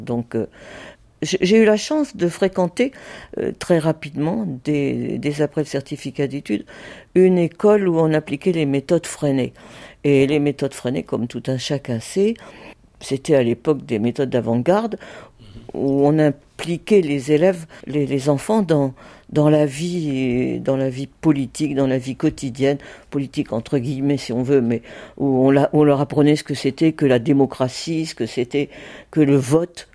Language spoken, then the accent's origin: French; Colombelles, Normandy, France; moved away as an adult; also born or lived in Mondeville; now in Paris, France; Je suis né à Mondeville, mais j'habite Colombelle, oui, auprès de Caen